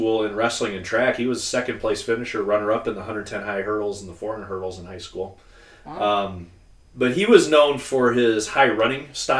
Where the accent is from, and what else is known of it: Davenport, Iowa, United States; born or raised there